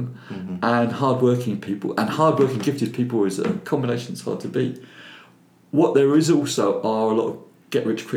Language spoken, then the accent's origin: English; London, United Kingdom; accent: Cockney; He was a cockney like myself